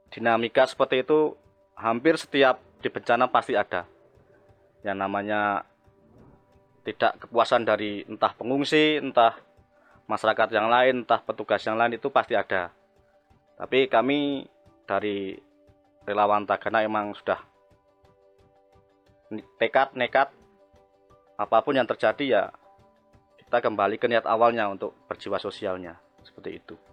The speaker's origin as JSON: {"language": "Indonesian", "town": "Kaloran", "region": "Central Java", "country": "Indonesia", "said": "Saya dari Kaloran berdomisili di desa paling pojok perbatasan dengan Kandangan yaitu di Kemloko, Tempuran, Kaloran, Temanggung."}